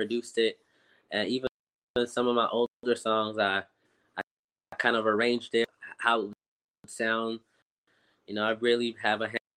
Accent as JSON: {"language": "English", "town": "Montreal", "region": "Quebec", "country": "Canada", "tie": "born or raised there", "also_born_or_lived": "Philadelphia", "moved": "as an adult", "lives_now": "Montreal, Canada", "said": "I was born in Montreal."}